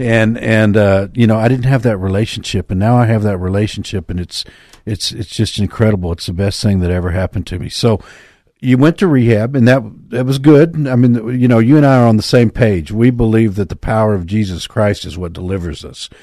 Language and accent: English; Texas, United States; I grew up in Texas, too